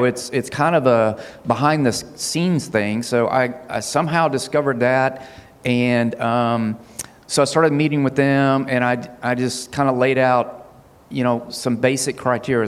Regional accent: Huntsville, Alabama, United States; also born or lived in Hazel Green; we were raised here in Huntsville

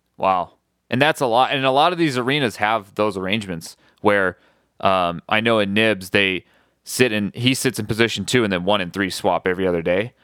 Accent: Midwest, United States; moved away; I'm originally from the Midwest

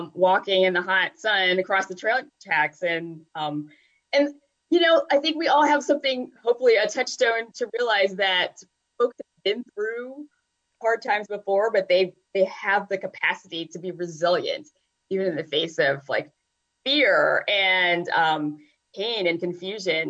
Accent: the South, United States; also born or lived in Virginia / North Carolina; being a Southerner

